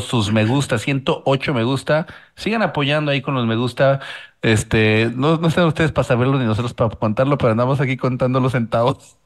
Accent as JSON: {"language": "Spanish", "country": "Mexico", "said": "como mexicano"}